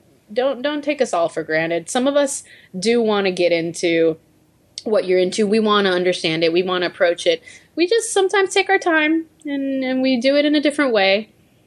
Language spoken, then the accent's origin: English; Puerto Rico; now in United States; I was raised in Puerto Rico